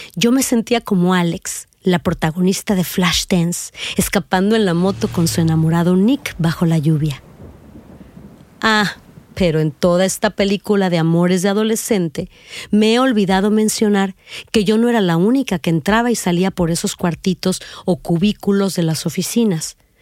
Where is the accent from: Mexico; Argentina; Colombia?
Mexico; Reynosa, Tamaulipas; also born or lived in Mexico City; Nací en la Ciudad de México el 23 de diciembre de 1969, pero me considero de Reynosa, Tamaulipas, donde pasé los primeros años de mi vida